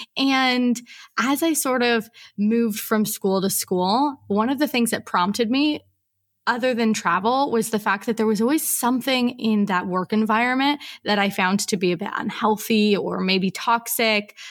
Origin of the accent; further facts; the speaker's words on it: Portland, Oregon, United States; moved away as an adult; now in Mauritius; I am from Portland, Oregon, although I actually haven't lived at home in about ten years